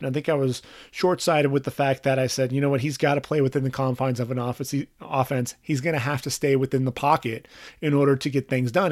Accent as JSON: {"language": "English", "area": "Orange County", "region": "California", "country": "United States", "tie": "born or raised there", "said": "I grew up in Orange County"}